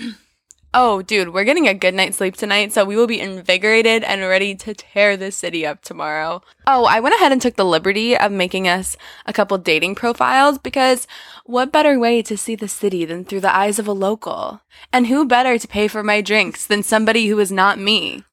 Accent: United States; We are clearly American

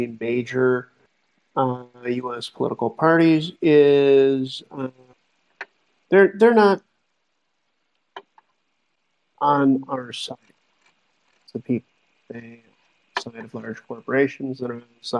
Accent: Buffalo, New York, United States; born or raised there

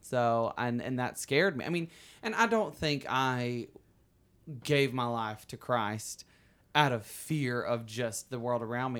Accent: Alabama, United States; also born or lived in New York City / Los Angeles; now in California, United States; I was born and raised in Alabama, as people can hear. I have an accent

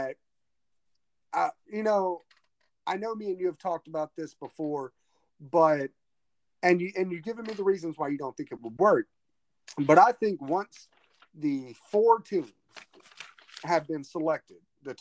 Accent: Lumberton, Mississippi, United States; my hometown, Lumberton, Mississippi

